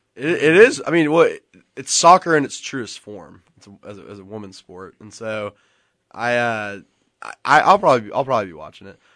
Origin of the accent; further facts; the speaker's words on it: Nashville, Tennessee, United States; I'm from Nashville